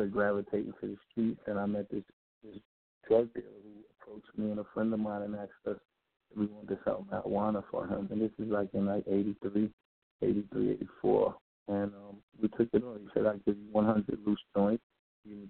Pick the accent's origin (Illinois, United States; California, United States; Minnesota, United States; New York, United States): New York, United States; New York City; So I was born and raised in Queens, New York